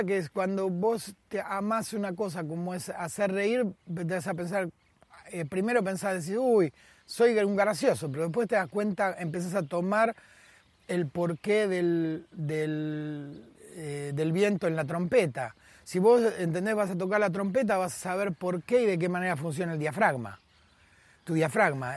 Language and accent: Spanish; Buenos Aires, Argentina; moved away as an adult; also born or lived in Avellaneda / Vicente López / Madrid; nací y me crié en la capital federal. Y conozco, eh, eh, nací y me crié en Buenos Aires